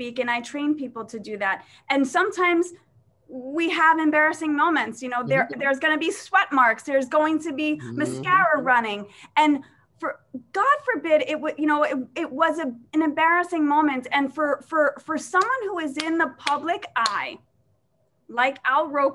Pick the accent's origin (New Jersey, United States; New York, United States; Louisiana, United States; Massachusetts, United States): New York, United States; New York City; I grew up in Staten Island. I grew up in an Irish household